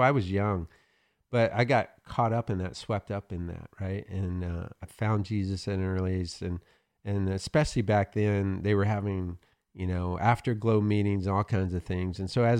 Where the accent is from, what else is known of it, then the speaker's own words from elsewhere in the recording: Oklahoma, United States; I'm from Oklahoma, so we have those.